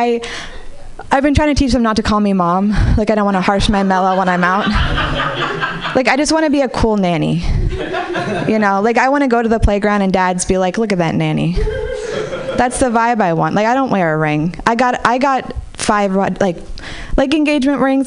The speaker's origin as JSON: {"language": "English", "town": "Marin City", "region": "California", "country": "United States", "tie": "born or raised there", "said": "I grew up in Marin City"}